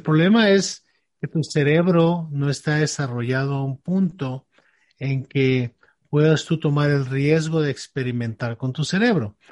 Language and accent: Spanish; Mexico; tú y yo crecimos en México